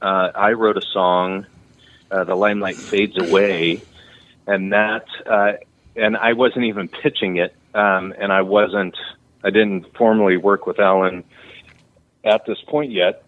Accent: Redding, California, United States; also born or lived in Texas / Nashville, Tennessee; I grew up in Redding

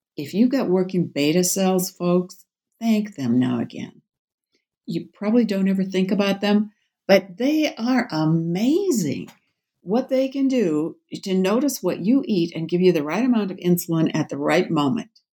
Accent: Babbitt, Minnesota, United States; also born or lived in Bemidji, Minnesota / Twin Cities, Minnesota; I was born in Bemidji, which is northwest Minnesota. Grew up in northeastern Minnesota

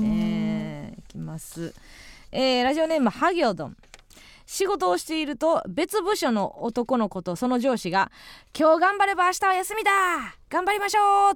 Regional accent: Kansai, Osaka, Japan; 地元大阪関西

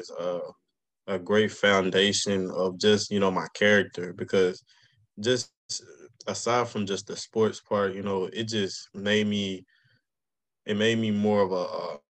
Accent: Monroe, Louisiana, United States; I'm from Monroe, Louisiana. Originally, I went to Carroll High School during my high school days.

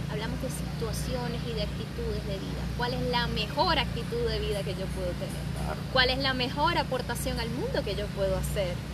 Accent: Venezuela; accent: Venezuelan; Tenía más acento venezolano.

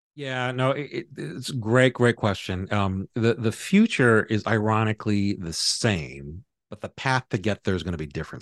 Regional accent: Hawaii, United States; I grew up in Hawaii

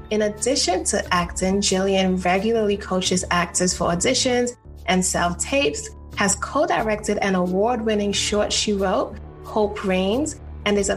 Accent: South Carolina, United States; moved away; I grew up in South Carolina. Okay, so it's in a okay, very very small town.

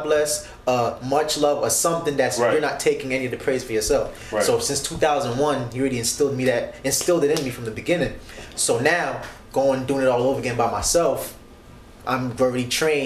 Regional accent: United States; just being American

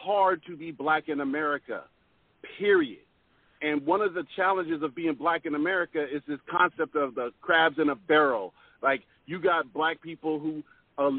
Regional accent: Pacific Northwest, United States; accent: very proper; I'm from the Pacific Northwest. I speak with a very proper accent.

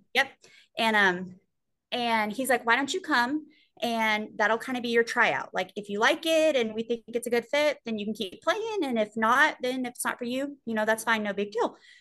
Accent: Sweeny, Texas, United States; being in my hometown

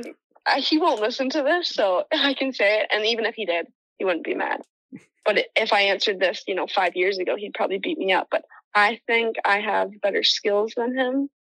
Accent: Toronto, Ontario, Canada; moved away as an adult; now in United States; So growing up in Toronto

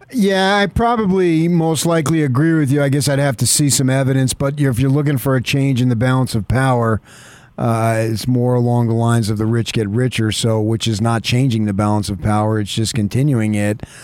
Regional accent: Phoenix, Arizona, United States; moved away; I grew up in Phoenix, went to Arizona State

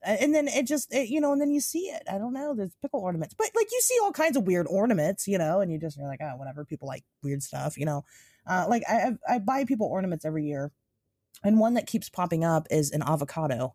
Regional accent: United States; we're American

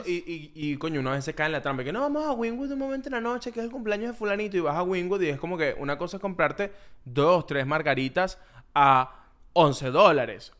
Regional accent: Ocumare del Tuy, Miranda, Venezuela; moved away as an adult; also born or lived in Caracas / Bogotá, Colombia; now in Miami, United States; yo soy de Okumare del Tuy

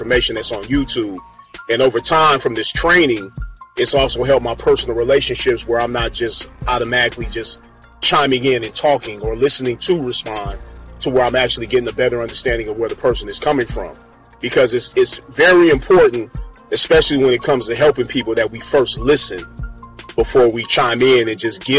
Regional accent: Los Angeles, California, United States; I'm from Los Angeles originally, Crenshaw and Slauson District on the west side of things

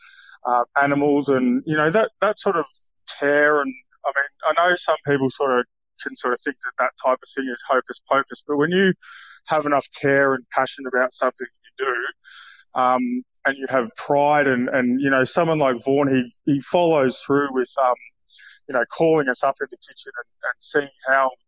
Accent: Warrnambool, Victoria, Australia; now in Brisbane, Australia; I grew up in Warrnambool, so I went to a public school down there

